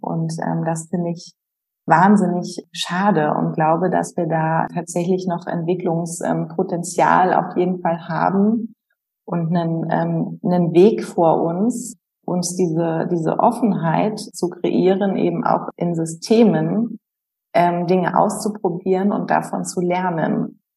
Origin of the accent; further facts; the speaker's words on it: Berlin, Germany; moved away as an adult; also born or lived in Heidelberg / Pforzheim; als Berlinerin